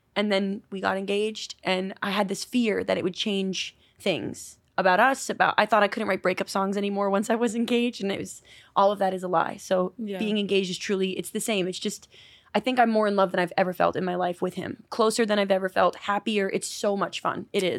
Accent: New York, United States; now in Los Angeles, United States; Thanks for having me. I am from New York. I live in LA now

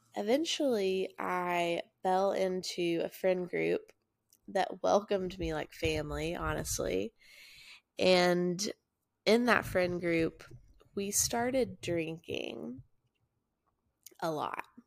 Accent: Chattanooga, Tennessee, United States; also born or lived in Murfreesboro, Tennessee; My hometown's Chattanooga, Tennessee

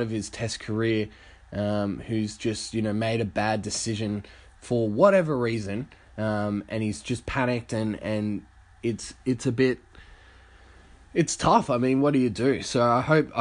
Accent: Australia; as an Australian

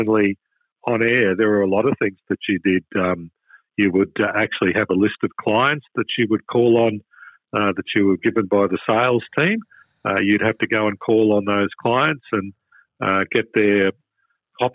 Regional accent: Toowoomba, Queensland, Australia; now in Melbourne, Australia; My first gig in radio was in my hometown of Toowoomba

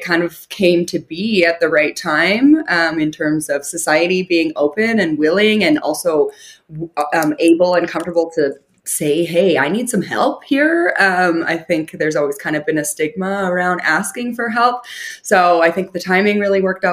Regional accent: Calgary, Alberta, Canada; I am born and raised in Calgary, which is a big city

